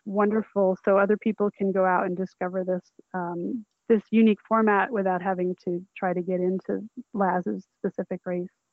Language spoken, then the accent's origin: English; Vermont, United States; moved away; I grew up in Vermont, so I know snow pretty well